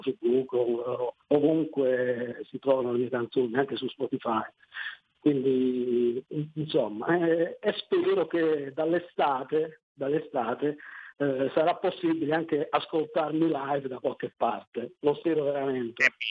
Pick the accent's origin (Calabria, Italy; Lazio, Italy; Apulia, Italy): Apulia, Italy; Taranto; sono di Taranto